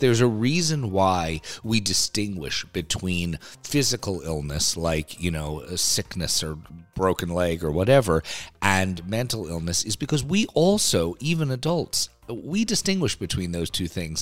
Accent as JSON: {"language": "English", "town": "New York City", "region": "New York", "country": "United States", "said": "I'm a New Yorker"}